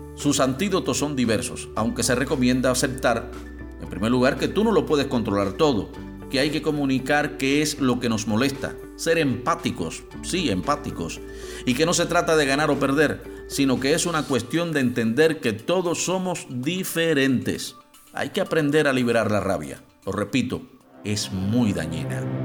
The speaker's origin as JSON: {"language": "Spanish", "country": "Cuba", "said": "soy el cubano de efecto C"}